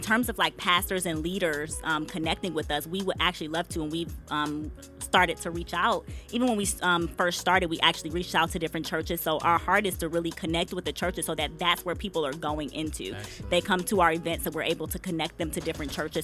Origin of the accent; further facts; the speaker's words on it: Detroit, Michigan, United States; moved away; also born or lived in DMV area; I'm from Detroit